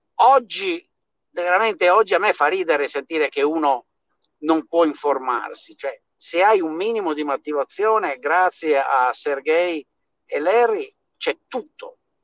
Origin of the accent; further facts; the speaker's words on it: Veneto, Italy; moved away as an adult; now in United States; sono cresciuto nel Veneto morto di fame degli anni 50 e 60